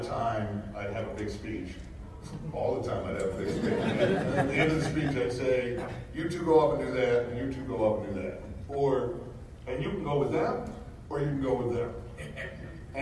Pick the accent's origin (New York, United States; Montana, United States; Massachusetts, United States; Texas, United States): Massachusetts, United States; Boston; I am from Boston.